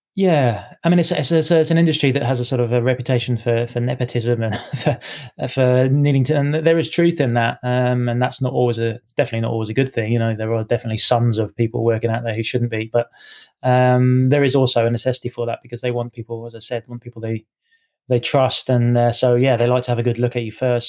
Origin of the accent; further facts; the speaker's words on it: Cambridge, East of England, United Kingdom; also born or lived in Edinburgh; now in Scotland, United Kingdom; I was uh, yeah born in born in Edinburgh, so technically a Scotsman. But um, yeah, I grew up in Cambridge